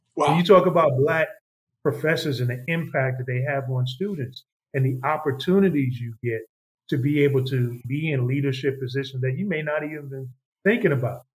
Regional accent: New York, United States; growing up in New York

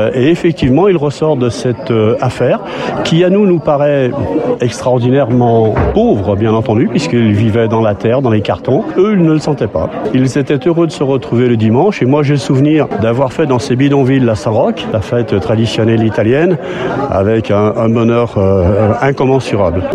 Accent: Lyon, Auvergne-Rhône-Alpes, France; Je suis arrivé dans ce quartier de Gerland, j'avais 10 ans

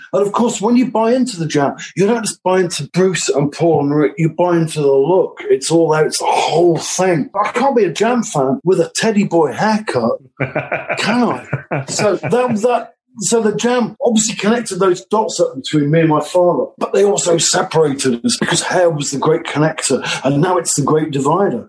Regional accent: Nottingham, East Midlands, United Kingdom; now in Leeds, United Kingdom; I'm from Nottingham

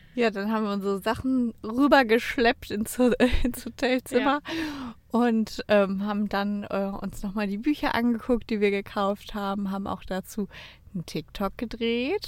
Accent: Cologne, North Rhine-Westphalia, Germany; Wir kommen ja aus Köln

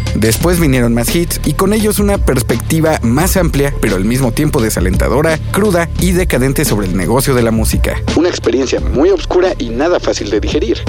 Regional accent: Mexico City, Mexico; Yo, por ejemplo, nací y crecí aquí, en la Ciudad de México

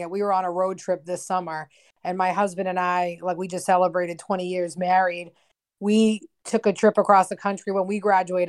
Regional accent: Massachusetts, United States; My family and I we were moving from one part of Massachusetts to the other.

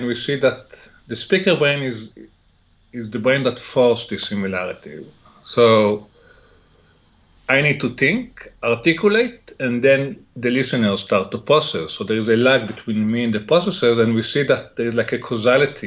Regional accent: Jerusalem, Jerusalem District, Israel; English is a second language; moved away; I grew up in Jerusalem, in Israel

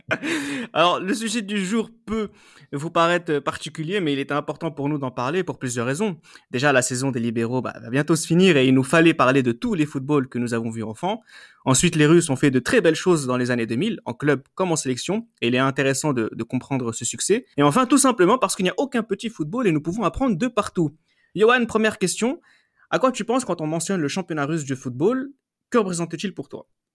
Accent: France; en tant que Français

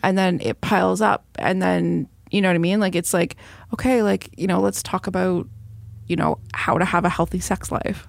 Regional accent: Belleville, Ontario, Canada; my hometown

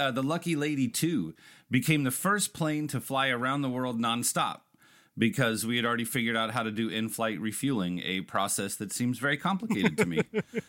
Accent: United States; As an American, it is my birthright to hate the British

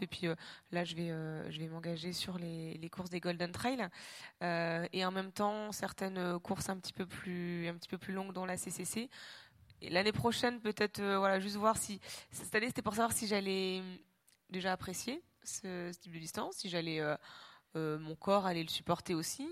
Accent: Normandy, France; moved away as an adult; also born or lived in Réunion; je suis normande, effectivement, et que finalement, euh, j'ai vécu 25 ans de ma vie en Normandie

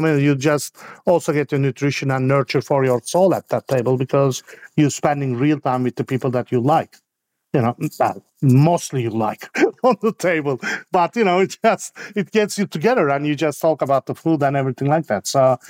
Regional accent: Istanbul, Turkey; I mainly grew up with my grandmother, and it's the, you know, I just grew up in 70s when Turkey was turning from a traditional society into a modern European society

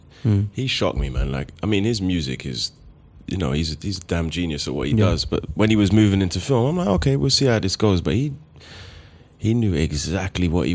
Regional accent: London, United Kingdom; moved away as an adult; also born or lived in Los Angeles; I'm from Forest Gate

